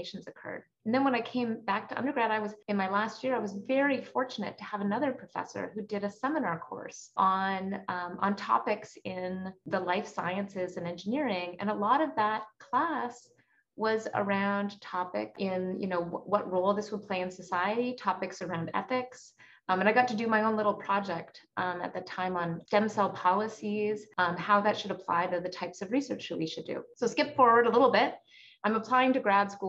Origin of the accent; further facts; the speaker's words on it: Calgary, Alberta, Canada; now in Stanford, United States; my hometown of Calgary, Alberta.